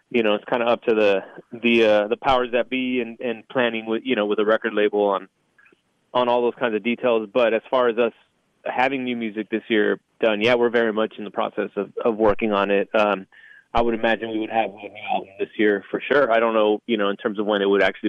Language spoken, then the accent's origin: English; South Texas, United States; I'm born and raised in South Texas